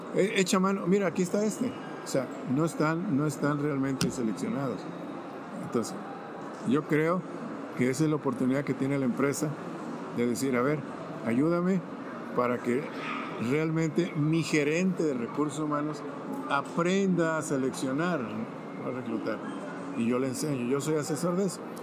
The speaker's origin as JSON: {"language": "Spanish", "town": "Zacualco de Torres", "region": "Jalisco", "country": "Mexico", "tie": "born or raised there", "also_born_or_lived": "Monterrey, Nuevo León / San José, California", "moved": "yes", "said": "nací en un pueblo tan precioso que se llama Zacualco de Torres, a 72 kilómetros de Guadalajara."}